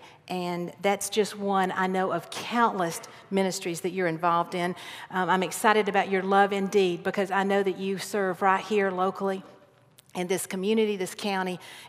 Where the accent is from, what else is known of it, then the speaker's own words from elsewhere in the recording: Carrollton, Georgia, United States; And then now they actually live in Carrollton, Georgia, which is my hometown